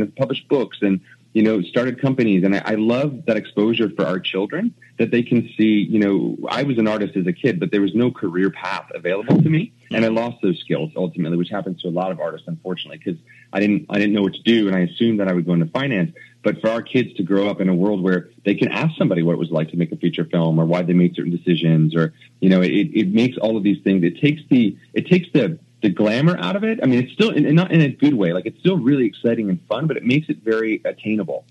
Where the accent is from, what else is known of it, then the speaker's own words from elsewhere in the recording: New Jersey, United States; moved away as an adult; now in Vancouver, Canada; when we grew up in New Jersey